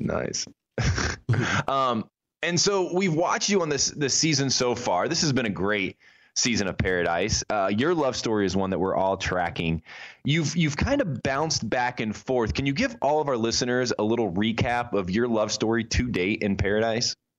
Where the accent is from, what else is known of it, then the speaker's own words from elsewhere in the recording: Indiana, United States; I'm from Indiana